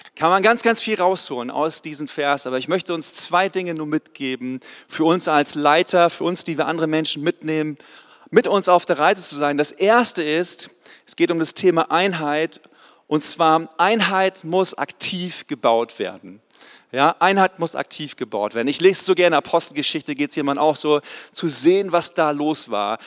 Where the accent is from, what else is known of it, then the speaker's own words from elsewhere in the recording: the North Sea coast, Northern Germany, Germany; moved away as an adult; now in Ludwigsburg, Germany; Ich komme eigentlich aus dem Norden, von der Nordseeküste, bin runtergezogen in den Süden vor 14 Jahren tatsächlich